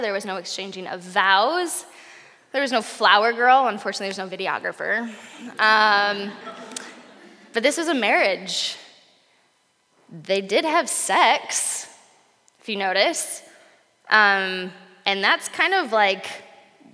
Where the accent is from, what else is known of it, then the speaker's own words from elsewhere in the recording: Portland, United States; I'm from Portland